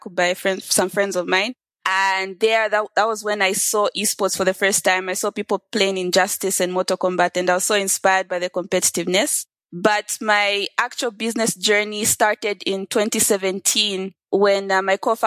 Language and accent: English; Lusaka, Lusaka Province, Zambia; I'm speaking from Lusaka, Zambia. I like to believe that Zambia is like the heart of Southern Africa